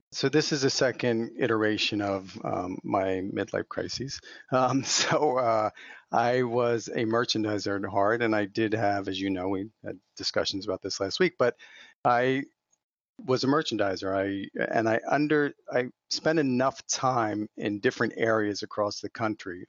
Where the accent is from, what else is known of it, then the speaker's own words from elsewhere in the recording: not too far outside of Philadelphia, Pennsylvania, United States; I grew up out here on the East Coast and not too far outside of Philadelphia